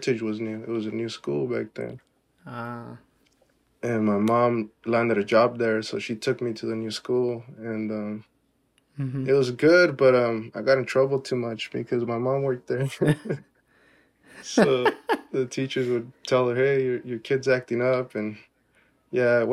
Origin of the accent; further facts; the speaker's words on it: Woodburn, Oregon, United States; I'm from Woodburn. Woodburn is where I'm from.